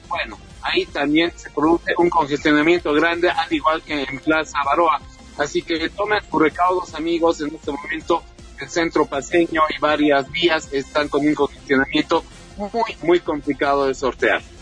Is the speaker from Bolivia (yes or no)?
yes; Bolivia